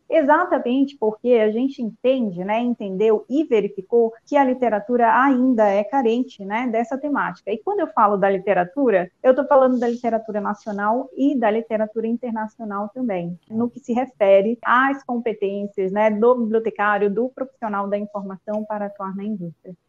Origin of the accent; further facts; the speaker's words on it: Parintins, Amazonas, Brazil; moved away as an adult; also born or lived in Manaus / Santa Catarina / Chapecó; Eu nasci em Parintins, né, no interior do Amazonas, cursei a graduação em Manaus